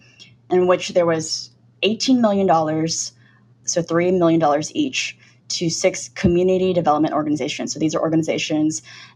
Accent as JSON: {"language": "English", "country": "United States", "tie": "born or raised there", "lives_now": "San Francisco, United States", "said": "being Chinese American and born in this country."}